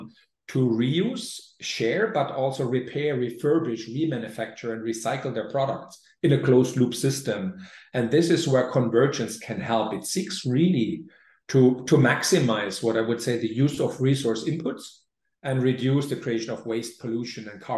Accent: Germany; moved away; my home country, Germany

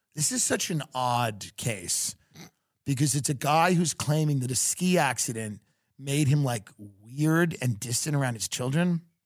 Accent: New York, United States; also born or lived in Austin; now in Los Angeles, United States; I'm from New York

